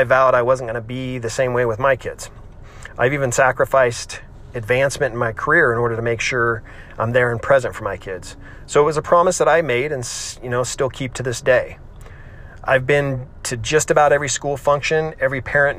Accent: California, United States; I grew up in California, have lived here my whole life

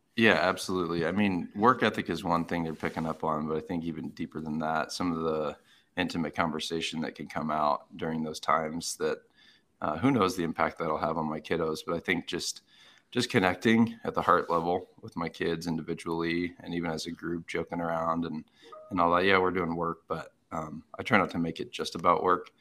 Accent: Arizona, United States; I grew up in Arizona

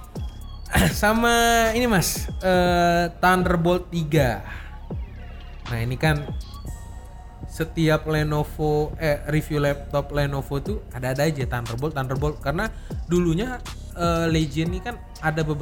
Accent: Sumatra, Indonesia; karena gue dari Sumatera

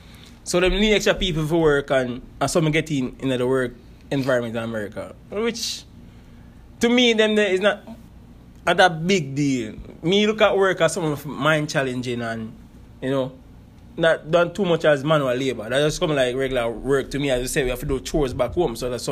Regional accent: Mexico; now in United States; So me like consider as a Mexican over here, as the American would I put it.

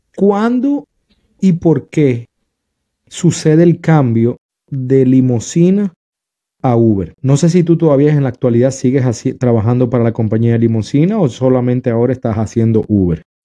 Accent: Dominican Republic; en mi país, República Dominicana

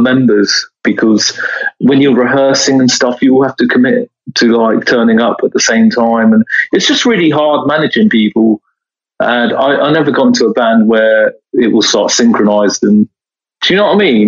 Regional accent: Bedford, East of England, United Kingdom; my hometown of Bedford

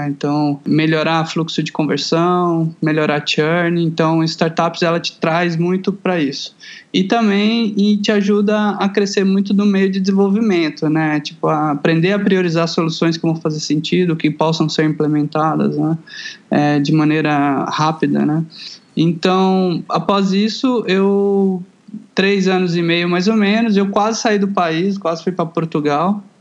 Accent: Goiânia, Goiás, Brazil; moved away as an adult; now in São Paulo, Brazil; Eu sou de Goiânia, Goiás, ah, né? Tá. Centro-Oeste brasileiro.

